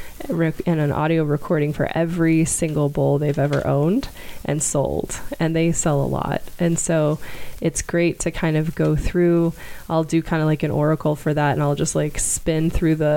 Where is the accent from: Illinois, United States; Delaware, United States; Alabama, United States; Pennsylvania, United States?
Alabama, United States; I'm from Alabama